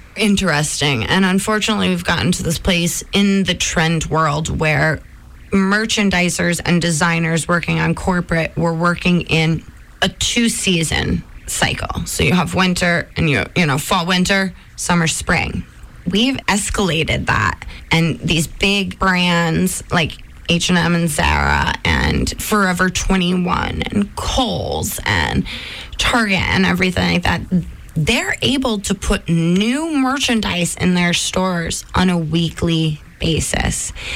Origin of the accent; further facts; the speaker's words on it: New York, United States; moved away; I come from New York, the Hudson River